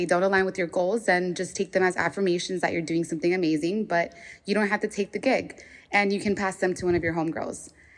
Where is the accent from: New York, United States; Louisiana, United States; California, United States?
California, United States; Los Angeles; I'm a freelancer from and based in Southeast Los Angeles.